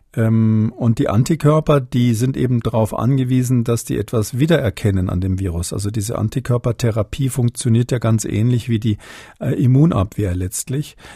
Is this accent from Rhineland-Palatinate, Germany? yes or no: no; Munich, Bavaria, Germany; gebürtiger Münchner bin